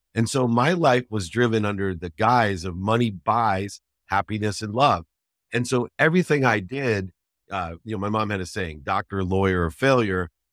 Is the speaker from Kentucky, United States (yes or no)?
no; Akron, Ohio, United States; I, I grew up in Akron, Ohio